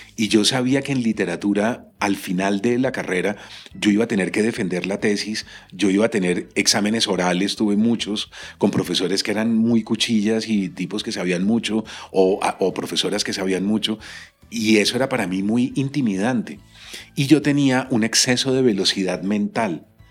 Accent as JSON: {"language": "Spanish", "country": "Colombia", "said": "en mi país esto no sucede"}